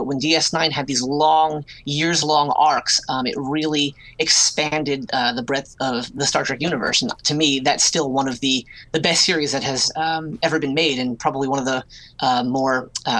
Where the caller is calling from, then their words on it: Brooklyn, New York, United States; I am Skyping in from sunny Sheepshead Bay, which is in Brooklyn.